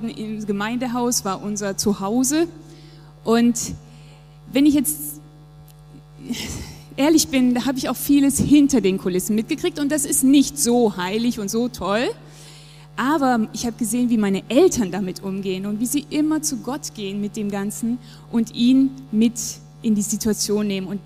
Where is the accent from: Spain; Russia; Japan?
Japan; Der Ort, meine Heimat, Japan. Ich bin dort geboren, aufgewachsen und es war einfach sehr, sehr prägend für mich.